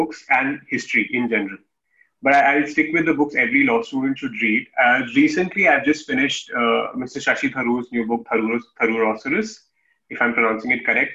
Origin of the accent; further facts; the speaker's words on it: Kanpur, Uttar Pradesh, India; moved away as an adult; also born or lived in Delhi; my hometown in Kanpur